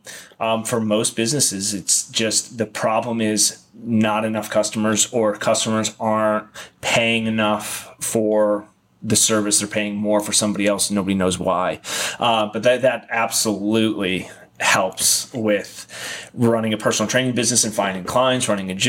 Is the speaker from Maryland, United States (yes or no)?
no; Ohio, United States; also born or lived in San Diego, California; now in Arizona, United States; I grew up in Ohio